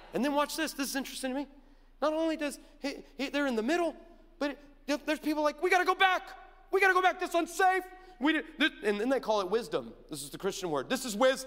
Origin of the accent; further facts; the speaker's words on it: Orange County, California, United States; I'm from Orange County